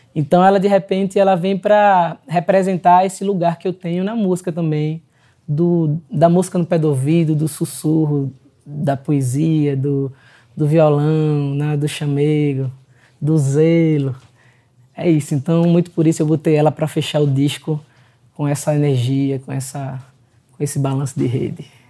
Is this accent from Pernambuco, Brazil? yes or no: yes; Pernambuco, Brazil; sou pernambucano